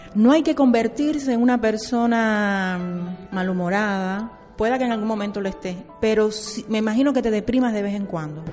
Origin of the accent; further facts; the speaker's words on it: Santiago de Cuba, Cuba; somos los santiagueros y las santiagueras